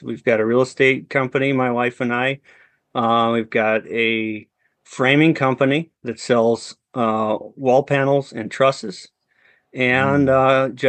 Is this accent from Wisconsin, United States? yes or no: yes; Wisconsin, United States; I'm from Central Wisconsin, and grew up in farm country.